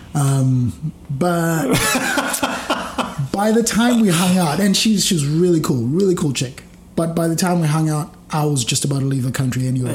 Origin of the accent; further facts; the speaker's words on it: Zimbabwe; now in Australia; growing up in Zimbabwe